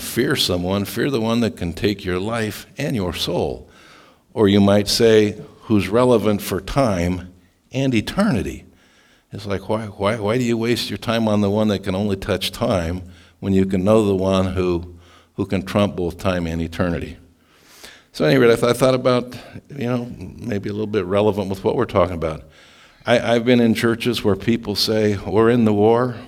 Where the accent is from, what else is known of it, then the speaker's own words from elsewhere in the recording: Scottsbluff, Nebraska, United States; moved away; also born or lived in Stillwater, Oklahoma; I grew up in Scotts Bluff, Nebraska, and Stillwater, Oklahoma